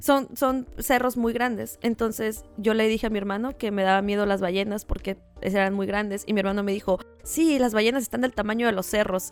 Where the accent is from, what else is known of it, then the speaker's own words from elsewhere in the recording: Tijuana, Baja California, Mexico; nosotros crecimos en Playa de Tijuana, ¿no? Y cuando digo nosotros, hablo de mis hermanos y de mí